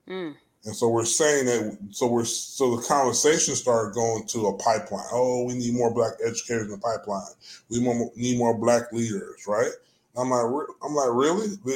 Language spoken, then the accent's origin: English; Jamaica; It was the same thing in growing up in Jamaica. You had to respect people for their language and culture